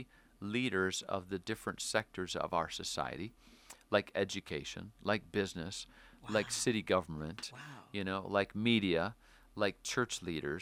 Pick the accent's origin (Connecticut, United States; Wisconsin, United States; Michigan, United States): Wisconsin, United States; moved away as an adult; now in Seattle, United States; I'm from Wisconsin